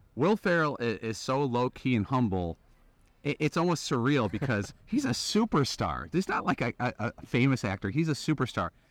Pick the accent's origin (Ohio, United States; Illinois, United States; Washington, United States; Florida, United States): Illinois, United States; Chicago; I grew up on the south side of Chicago.